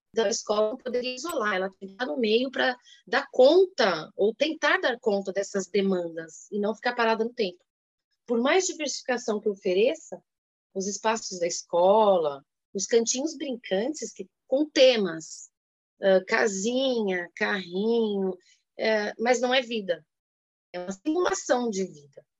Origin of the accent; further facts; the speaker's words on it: São Paulo, Brazil; Sou paulistana